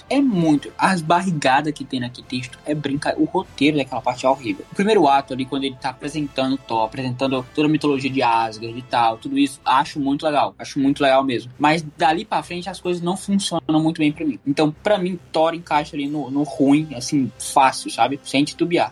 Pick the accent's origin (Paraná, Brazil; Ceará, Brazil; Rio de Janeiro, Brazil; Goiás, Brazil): Ceará, Brazil; nasci no Ceará